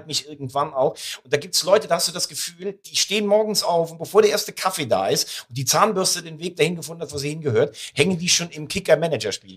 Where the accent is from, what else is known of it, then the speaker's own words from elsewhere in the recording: Rhineland-Palatinate, Germany; ich bin ja gebürtiger Rheinland-Pfälzer